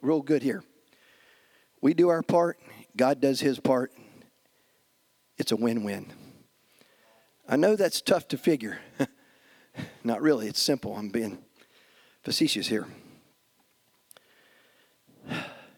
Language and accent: English; United States; us as American Christians